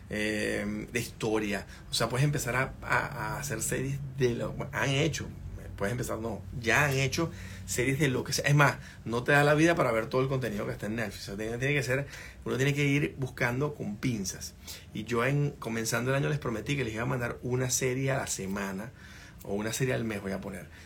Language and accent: Spanish; Venezuela; moved away as an adult; Cuando yo me fui en el 2016 de Venezuela, decíamos que teníamos todo en la coordinadora, en el negocio nuestro, teníamos todo invertido en Venezuela